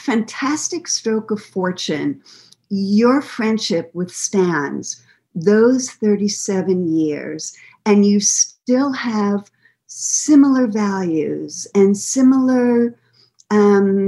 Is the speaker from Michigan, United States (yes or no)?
no; New York, United States; moved away; I'm from New York